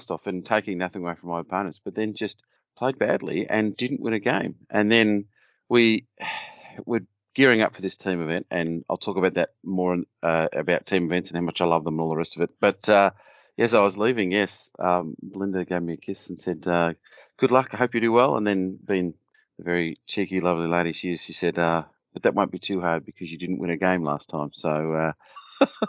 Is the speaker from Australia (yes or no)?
yes; Australia; accent: Australian; From my accent, I am an Australian.